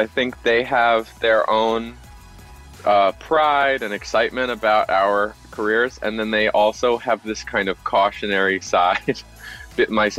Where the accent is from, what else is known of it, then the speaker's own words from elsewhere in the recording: Los Angeles, California, United States; Yeah, I was born here.